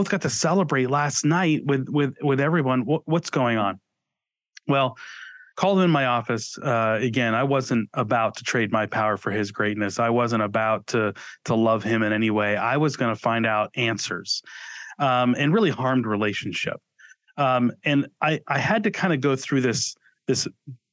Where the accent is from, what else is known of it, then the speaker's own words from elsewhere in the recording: New England, United States; moved away as an adult; also born or lived in Boston area; now in Austin, United States; Growing up in New England